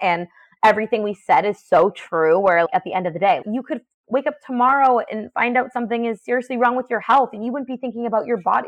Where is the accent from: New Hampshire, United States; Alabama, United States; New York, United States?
New Hampshire, United States; I'm a girl from New Hampshire.